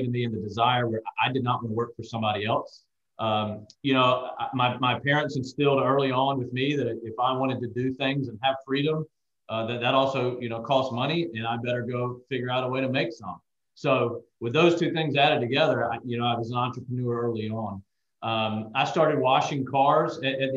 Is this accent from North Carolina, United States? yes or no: no; Macon, Georgia, United States; also born or lived in Charleston, South Carolina; I had what I would consider almost a real business in my hometown of Macon, Georgia, where I'm from